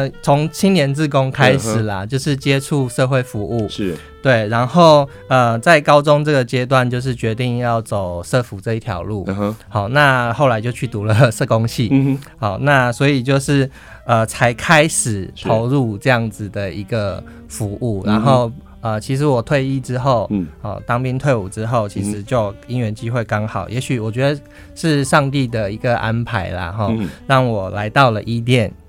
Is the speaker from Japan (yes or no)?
no; Hsinchu, Taiwan; 我是从从小在新竹长大，